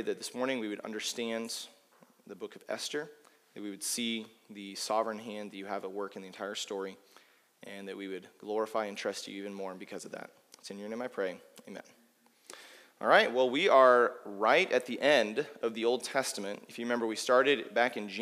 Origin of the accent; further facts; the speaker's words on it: United States; I as an American